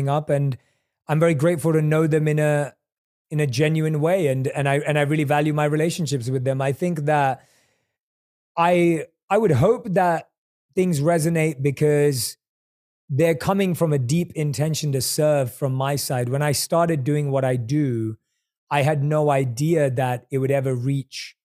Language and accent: English; London, United Kingdom; moved away as an adult; also born or lived in India / New York City; now in Los Angeles, United States; I was born and raised in London. I lived my monk life in India. I've lived in New York City